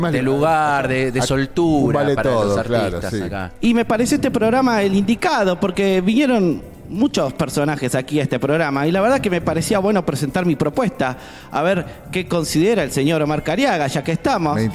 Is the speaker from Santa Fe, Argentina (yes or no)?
yes; Wheelwright, Santa Fe, Argentina; Soy de Santa Fe